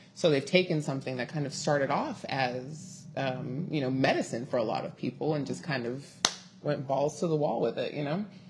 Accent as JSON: {"language": "English", "town": "Inglewood", "region": "California", "country": "United States", "tie": "born or raised there", "said": "born and bred in Inglewood, California"}